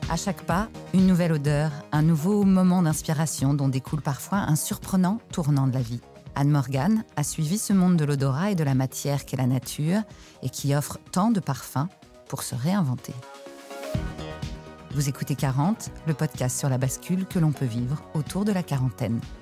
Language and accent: French; Paris, Île-de-France, France; Et puis, je suis une petite parisienne aussi, pas très intéressée par, par ce que je fais à l'école.